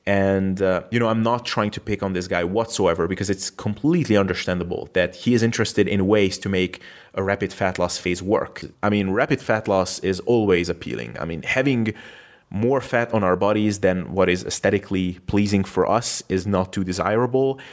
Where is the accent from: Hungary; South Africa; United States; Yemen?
Hungary; moved away as an adult; also born or lived in Macedonia; my home country Hungary